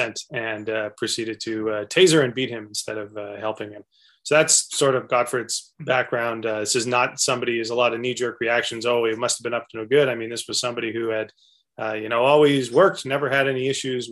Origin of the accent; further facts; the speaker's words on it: Calgary, Alberta, Canada; we're both born and raised in Calgary.